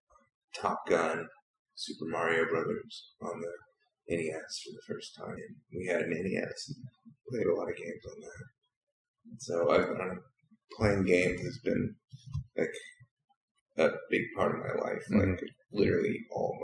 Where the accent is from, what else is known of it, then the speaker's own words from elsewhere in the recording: Huntsville, Alabama, United States; now in Austin, United States; I was born in Huntsville, Alabama, which is North Alabama, not too far from Tennessee.